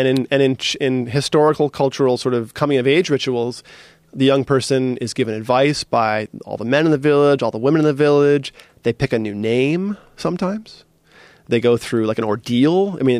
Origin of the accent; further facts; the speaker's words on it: East Coast, United States; But you know, I grew up as like on the East Coast as a hard nosed, you know, East Coaster.